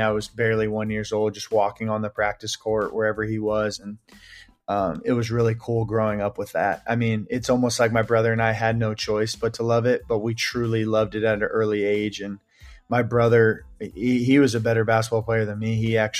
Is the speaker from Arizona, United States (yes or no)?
yes; Phoenix, Arizona, United States; born there; So I was born in Phoenix, Arizona.